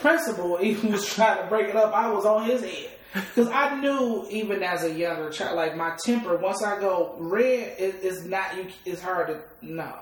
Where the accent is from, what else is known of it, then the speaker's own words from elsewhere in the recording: Detroit, Michigan, United States; I come from Detroit. You know, I yeah. mean, born and bred East Side.